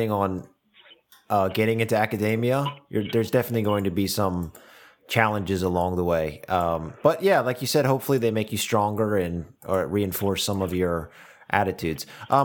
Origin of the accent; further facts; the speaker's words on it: United States; moved away; I'm an American